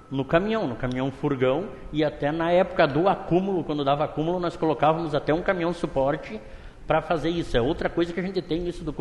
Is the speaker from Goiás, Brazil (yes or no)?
no; Caxias do Sul, Rio Grande do Sul, Brazil; moved away; eu tenho a minha casa normal, que é de quando eu vim de Caxias do Sul e comprei, né?